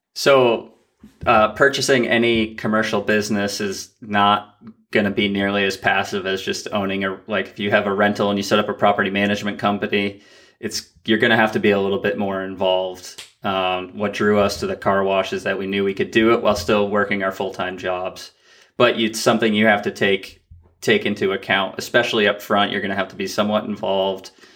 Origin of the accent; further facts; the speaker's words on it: Vermont, United States; we had inherited a house that we grew up in in Vermont